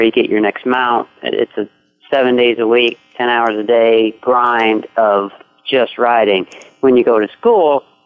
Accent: Iowa, United States; moved away as an adult; also born or lived in Louisville, Kentucky; now in Kentucky, United States; I grew up in Iowa

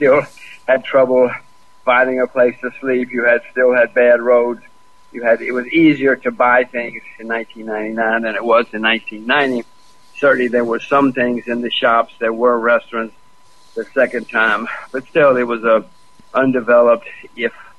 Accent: United States; I'm an American

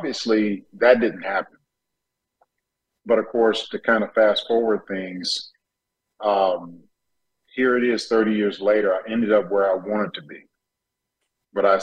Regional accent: Detroit, Michigan, United States; also born or lived in Tennessee / Chicago; growing up in Detroit native

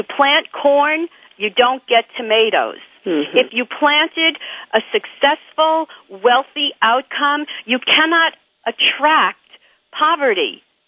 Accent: New York, United States; I'm from New York.

